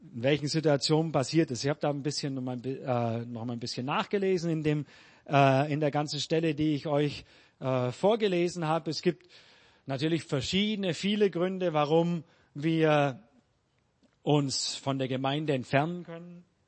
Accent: Germany; now in Peru

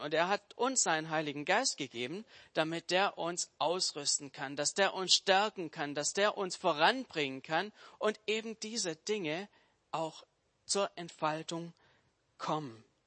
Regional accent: Swabia, Germany; Als Schwabe

